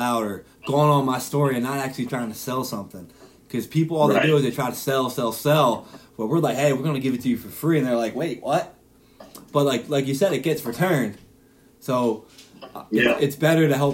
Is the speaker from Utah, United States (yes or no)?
no; Philadelphia, Pennsylvania, United States; I'm from Philadelphia.